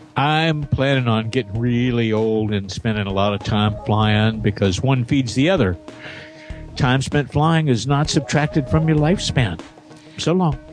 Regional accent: Jeffersonville, Indiana, United States; my hometown, Jeffersonville, Indiana

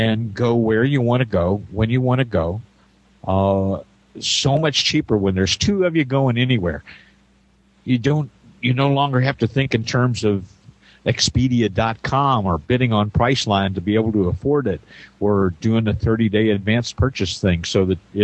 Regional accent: Indiana, United States; now in Wichita, United States; my hometown in Indiana

